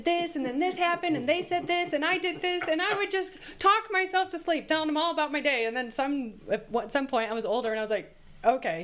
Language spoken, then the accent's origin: English; Michigan, United States; I'm from Michigan